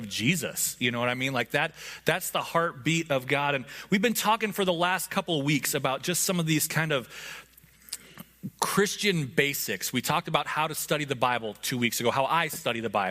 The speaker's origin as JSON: {"language": "English", "region": "Montana", "country": "United States", "tie": "born or raised there", "moved": "yes", "said": "I grew up in Montana"}